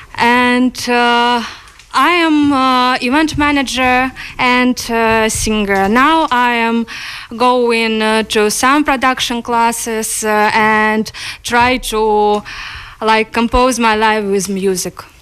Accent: Ukraine; English is a second language; moved away as an adult; now in Galway, Ireland; I am from Ukraine. Uh, I came to Ireland in August.

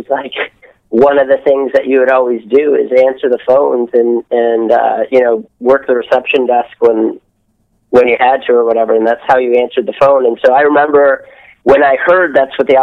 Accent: outside Detroit, Michigan, United States; moved away as an adult; also born or lived in Columbia, Missouri; I grew up outside of Detroit

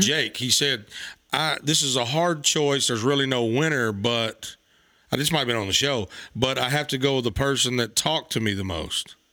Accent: Arkansas, United States; also born or lived in Memphis, Tennessee; I was born in Memphis, raised in Arkansas

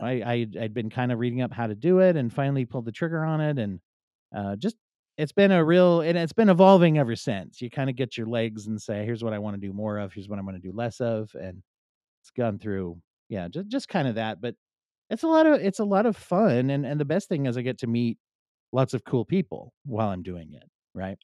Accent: Pennsylvania, United States; I grew up in Pennsylvania

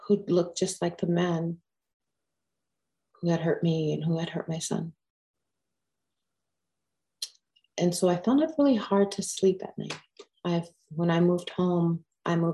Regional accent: Pine Ridge, South Dakota, United States; I was born and raised in Pine Ridge.

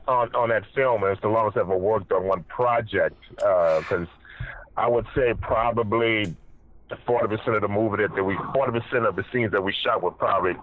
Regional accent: New Orleans, Louisiana, United States; No, I'm from Louisiana, not L.A.

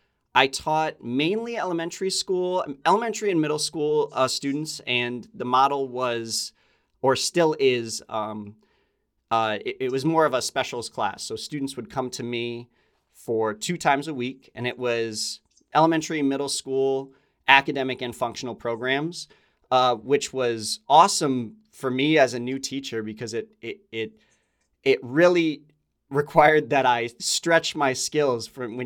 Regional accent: Connecticut, United States; I grew up in Connecticut.

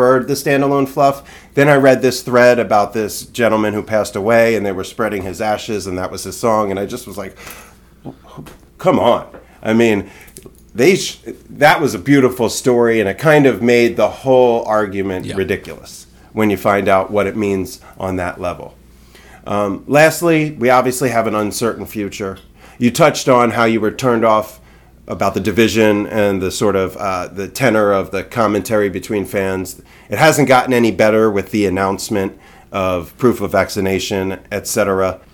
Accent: Atlantic City area, New Jersey, United States; moved away; it was just like in my backyard where I grew up, the beach I learned to surf on with my hometown homies.

